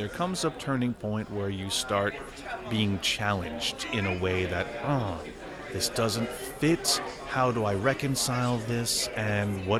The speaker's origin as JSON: {"language": "English", "region": "New York", "country": "United States", "said": "I'm a New Yorker"}